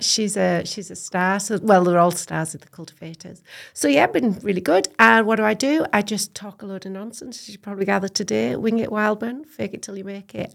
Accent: Cumbria, North West England, United Kingdom; moved away as an adult; now in Scotland; I am, um, born and bred in Cumbria, um, farmer's daughter on a beef and sheep hill farm, uh, between Cockermouth and Keswick, a beautiful little valley called Lawton

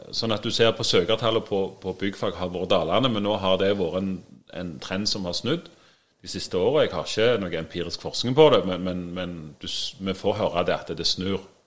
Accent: Sandnes, Rogaland, Norway; Jeg er òg fra Sandnes.

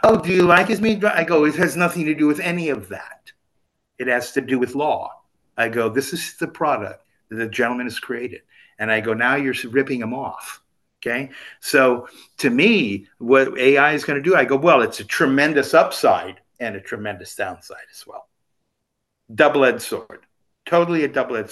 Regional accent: Southern California, United States; growing up in Southern California

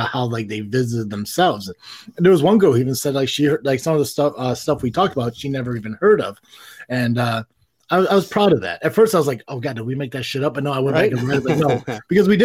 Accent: Tennessee, United States; I am from Tennessee

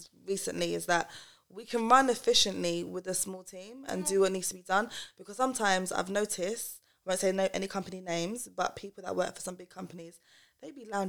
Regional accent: Croydon, London, United Kingdom; I'm from Croydon

